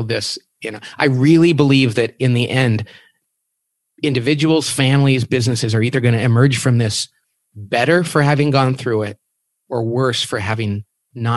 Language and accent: English; Bakersfield, California, United States; I'm from Bakersfield, California